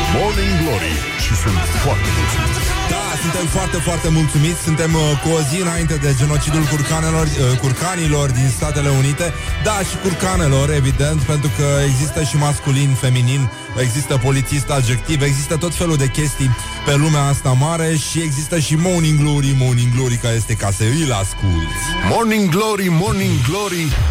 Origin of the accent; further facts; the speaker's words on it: Romania; noi ca români, ca popor, ca cetățeni